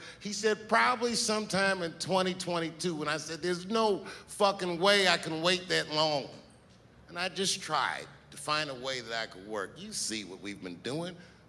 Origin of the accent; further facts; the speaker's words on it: Washington, District of Columbia, United States; You know, I'm from Washington, D.C. A lot of my friends growing up are Capitol Hill police officers.